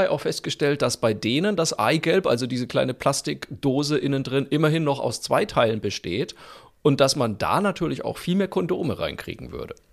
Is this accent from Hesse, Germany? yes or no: no; Franconia, Bavaria, Germany